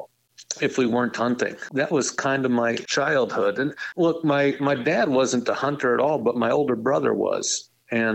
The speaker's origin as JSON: {"language": "English", "town": "Reedsville", "region": "Wisconsin", "country": "United States", "tie": "born or raised there", "said": "I grew up in Northeast Wisconsin, kind of in the sticks, a small farming community called Reedsville"}